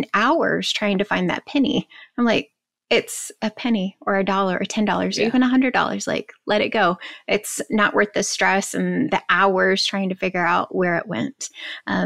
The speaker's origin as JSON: {"language": "English", "region": "Kansas", "country": "United States", "said": "I'm from Kansas."}